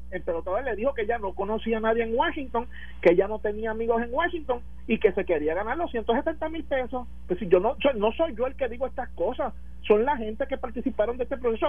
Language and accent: Spanish; Puerto Rico; somos puertorriqueños